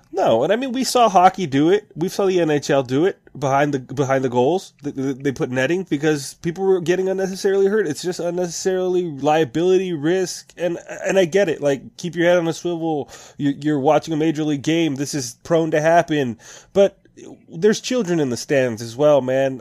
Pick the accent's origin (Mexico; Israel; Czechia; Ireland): Mexico; my hometown of Mexico